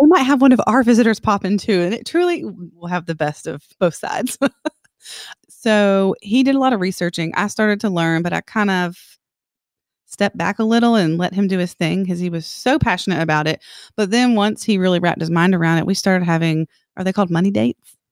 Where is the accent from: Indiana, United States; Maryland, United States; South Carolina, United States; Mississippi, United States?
South Carolina, United States; Columbia; moved away as an adult; I'm from Columbia, South Carolina. I grew up there, never moved, actually, until we got married